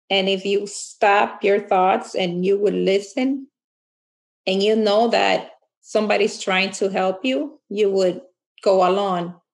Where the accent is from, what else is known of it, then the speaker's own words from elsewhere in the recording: Fair Lawn, New Jersey, United States; Uh, I'm from Fair Lawn, New Jersey. I'm the mother of three children